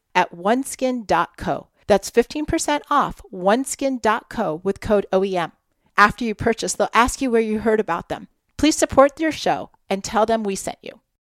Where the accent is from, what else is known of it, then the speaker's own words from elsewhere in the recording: Midwest, United States; also born or lived in Palm Desert, California; now in California, United States; growing up in the Midwest